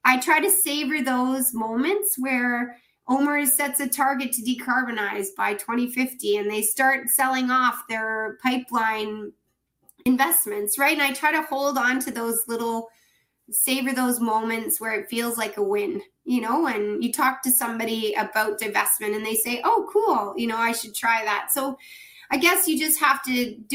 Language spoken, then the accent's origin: English; Ontario, Canada; as a Canadian, as a somebody in Ontario